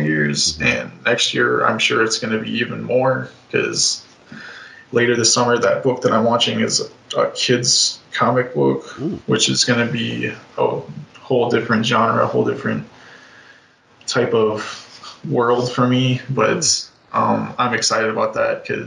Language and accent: English; Ohio, United States; moved away; also born or lived in Chicago area, Illinois; my hometown in Ohio